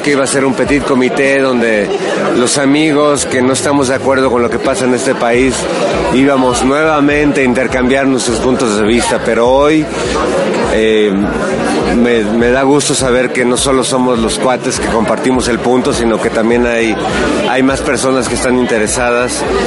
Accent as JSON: {"language": "Spanish", "region": "Mexico City", "country": "Mexico", "tie": "born or raised there", "said": "soy un habitante del mundo nacido en la Ciudad de México"}